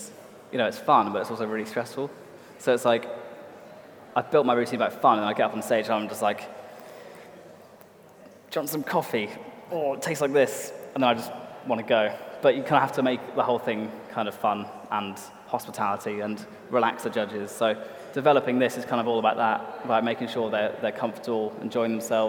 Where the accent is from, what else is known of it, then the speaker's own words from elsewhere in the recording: Cornwall, South West England, United Kingdom; moved away; I'm from Cornwall.